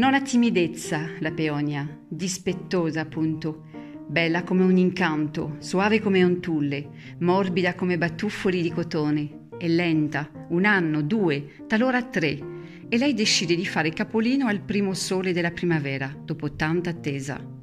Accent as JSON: {"language": "Italian", "country": "France", "second_language": "Italian", "moved": "as an adult", "lives_now": "Castel Ruggero, Italy", "said": "sono, sono francese eh, e vivo a, sono arrivata qui a Castelluggero nel, nell'83"}